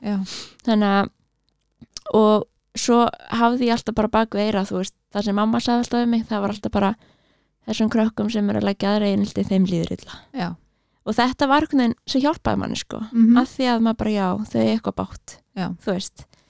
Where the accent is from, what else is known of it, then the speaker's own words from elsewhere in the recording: Reykjavík, Capital Region, Iceland; ég er alveg upp í Reykjavík, já. í Árbænum